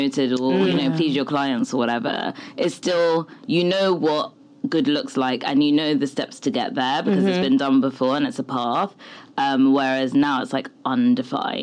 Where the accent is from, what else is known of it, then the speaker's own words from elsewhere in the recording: England, United Kingdom; So I grew up in England